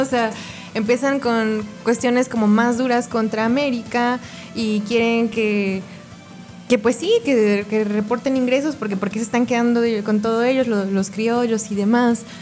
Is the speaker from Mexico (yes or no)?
yes; Mexico; los, mexicanos tenemos muchas raíces indígenas